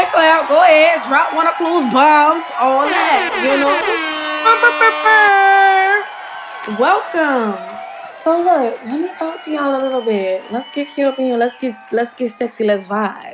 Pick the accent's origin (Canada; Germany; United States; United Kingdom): United States; New Orleans, Louisiana; I'm from New Orleans